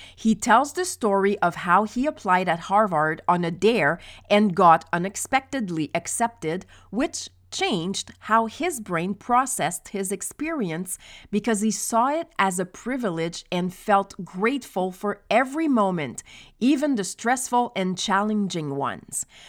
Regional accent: Quebec, Canada; also born or lived in Montreal; When I was eight years old, we moved from Montreal to a small village on the outskirts of the Saint Lawrence River

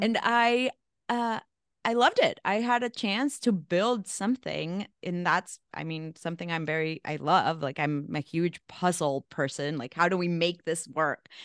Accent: El Salvador; also born or lived in Mexico; now in New York, United States; I'm from El Salvador, so small little country. Grew up in a, in a war zone

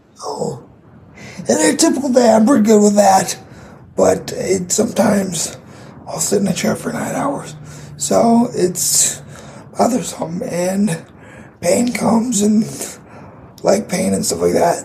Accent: Grand Rapids, Michigan, United States; I am from Grand Rapids, Michigan

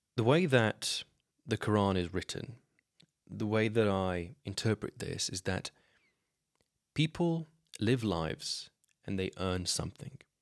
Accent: Slovenia; I grew up in Slovenia. I still live here

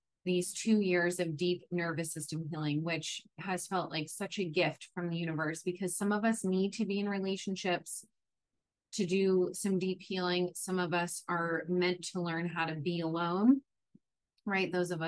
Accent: New York, United States; moved away as an adult; now in San Diego, United States; I'm from New York. I moved from New York to San Diego

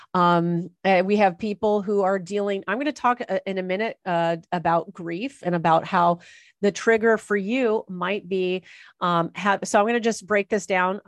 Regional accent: Los Angeles, California, United States; people who are born and raised in Los Angeles and Orange County

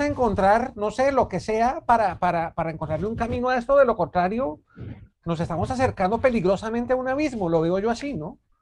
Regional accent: Colombia; nosotros como colombianos

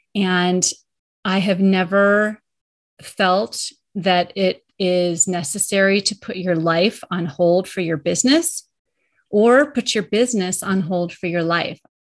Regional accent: Colorado, United States; moved away as an adult; also born or lived in New York area; I moved from New, the New York area back to my home state of Colorado.

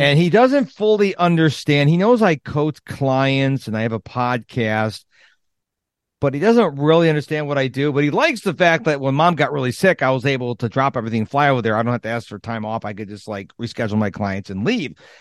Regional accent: Rochester, New York, United States; I grew up in Rochester, New York

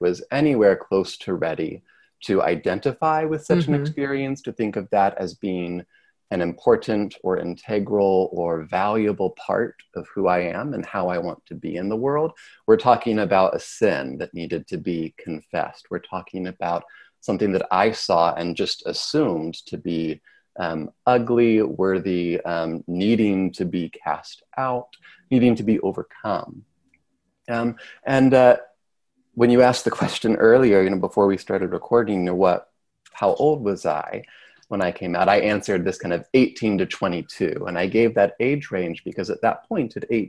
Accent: Sherman, United States; moved away as an adult; also born or lived in Chicago area (Wheaton College); what used to be my hometown

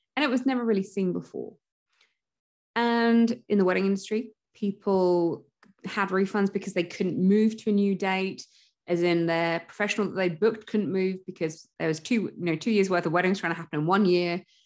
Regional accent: United Kingdom; I'm British

